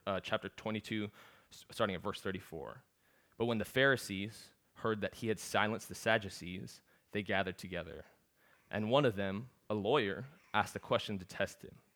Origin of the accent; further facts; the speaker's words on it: Seattle, Washington, United States; also born or lived in Galveston, Texas; I'm from Seattle